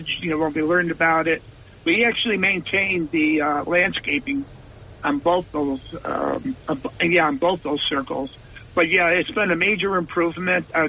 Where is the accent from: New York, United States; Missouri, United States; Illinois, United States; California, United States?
New York, United States; Buffalo; moved away; I'm from Buffalo